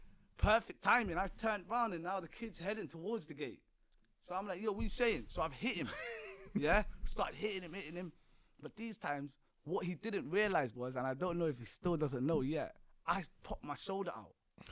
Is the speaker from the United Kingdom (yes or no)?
yes; London, United Kingdom; if I would have said I'm from London, I would have had to state where I'm from